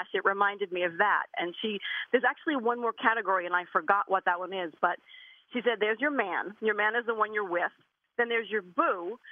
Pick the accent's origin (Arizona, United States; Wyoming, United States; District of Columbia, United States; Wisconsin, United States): Wisconsin, United States; Milwaukee; I was born and raised in Milwaukee.